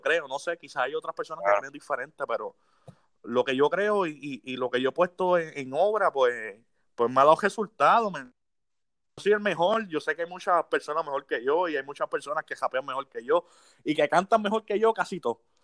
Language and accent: Spanish; Las Piedras, Puerto Rico; yo soy de Las Piedras